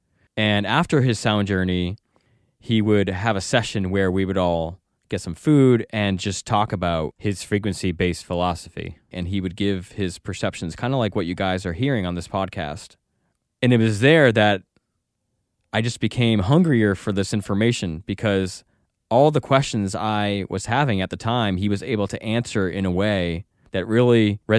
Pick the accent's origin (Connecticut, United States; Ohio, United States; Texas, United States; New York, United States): Connecticut, United States; Norwich; born there; Well, I was born in Norwich, Connecticut, and I was brought up Catholic.